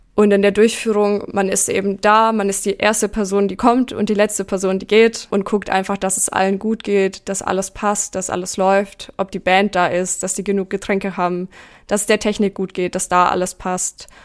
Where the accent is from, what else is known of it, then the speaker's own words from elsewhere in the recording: near Nuremberg, Bavaria, Germany; ich bin in der Nähe von Nürnberg aufgewachsen